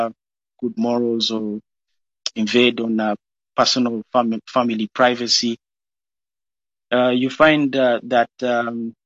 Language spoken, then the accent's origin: English; Kenya; moved away; My parents gave birth to me and my siblings in a foreign land. I was born in Kenya